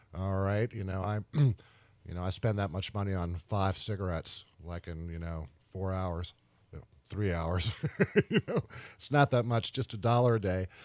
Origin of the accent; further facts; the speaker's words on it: Richmond, Virginia, United States; right here in Richmond, my hometown